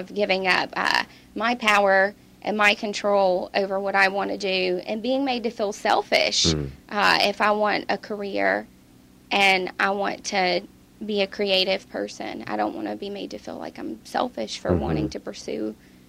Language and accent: English; the South, United States; now in California, United States; growing up in the South